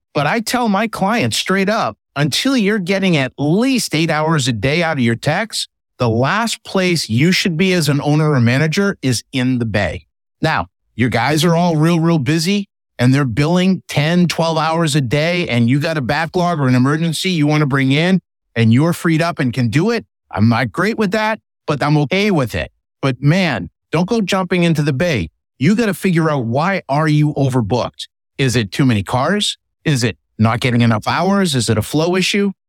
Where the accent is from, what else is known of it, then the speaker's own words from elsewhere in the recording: Northeast, United States; I'm from the Northeast